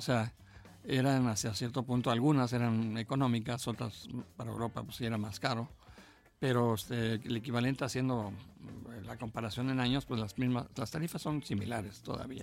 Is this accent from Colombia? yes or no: no; Mexico